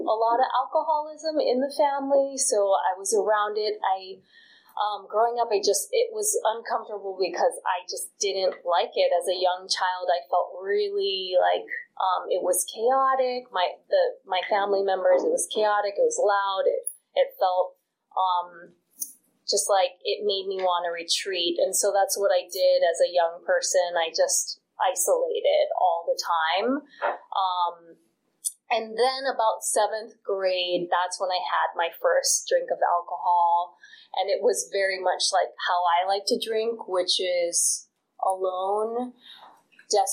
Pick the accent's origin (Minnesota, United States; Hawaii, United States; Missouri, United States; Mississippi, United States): Hawaii, United States; moved away; I grew up in Hawaii